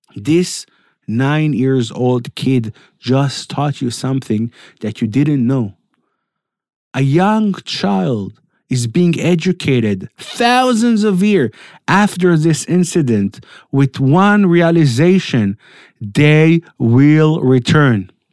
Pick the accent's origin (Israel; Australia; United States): Israel; Netanya, Central District; I was raised in Netanya, not in Samaria